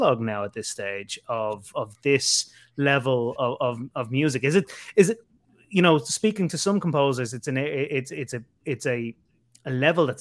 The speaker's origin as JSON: {"language": "English", "country": "Ireland", "tie": "born or raised there", "said": "growing up in Ireland"}